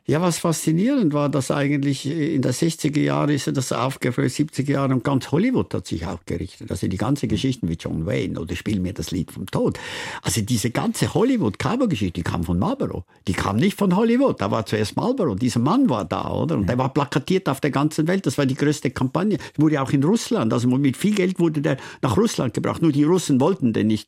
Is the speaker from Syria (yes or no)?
no; Switzerland; mein Dorfstein, wo ich aufgewachsen bin